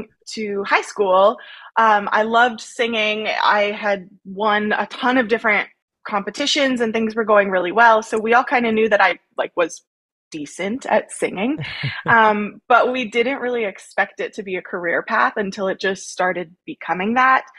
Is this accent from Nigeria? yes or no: no; Langenburg, Saskatchewan, Canada; also born or lived in Rocanville, Saskatchewan; a small town Saskatchewan girl. I grew up in Langenberg. I currently reside in Rokenville, Saskatchewan